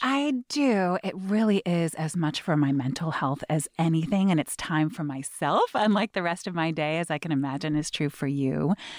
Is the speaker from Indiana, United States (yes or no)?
no; Seattle, Washington, United States; I had the good fortune of growing up, um, on Capitol Hill, very kind of dense, packed neighborhood